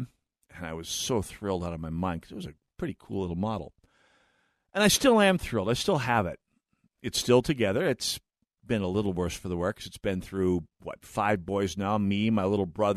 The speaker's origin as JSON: {"language": "English", "town": "Jamestown", "region": "North Dakota", "country": "United States", "tie": "born or raised there", "said": "Jamestown, North Dakota, my hometown. Place I grew up"}